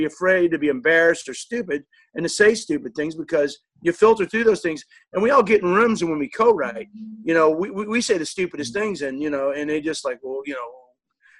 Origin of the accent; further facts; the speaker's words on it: New Orleans, Louisiana, United States; I'm from New Orleans